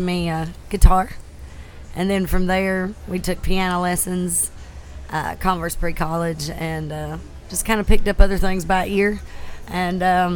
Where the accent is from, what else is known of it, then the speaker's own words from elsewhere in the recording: Cannon's Campground, South Carolina, United States; I am from Cannon's Campground.